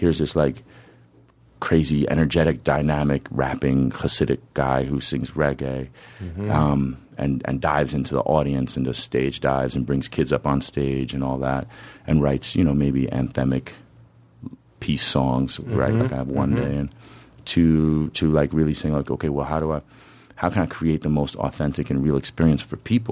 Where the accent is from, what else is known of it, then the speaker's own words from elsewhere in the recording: White Plains, New York, United States; also born or lived in Oregon; now in Nyack, United States; I live in Nyack. I grew up in White Plains